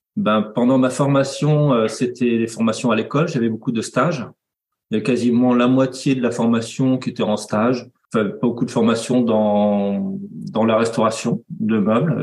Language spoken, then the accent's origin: French; Nantes, Pays de la Loire, France; je suis nantais